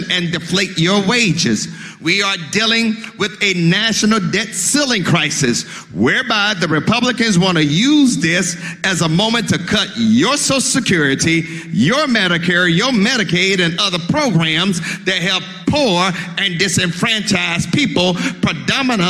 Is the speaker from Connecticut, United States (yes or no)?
no; Mississippi, United States; I'm from Mississippi